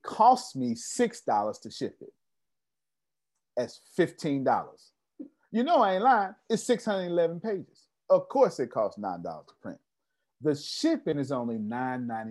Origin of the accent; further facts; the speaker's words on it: Texas, United States; I'm from Texas. We went to public school down here